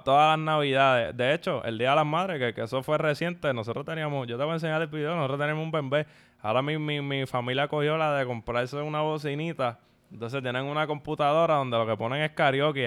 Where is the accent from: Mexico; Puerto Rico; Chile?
Puerto Rico; San Juan; en el barrio de donde vengo, de Santurce